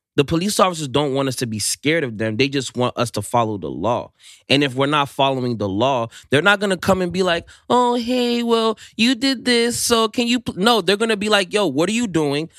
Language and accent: English; Silver Spring, Maryland, United States; I'm from Silver Spring, Maryland. Um, it's, uh, in the D M V area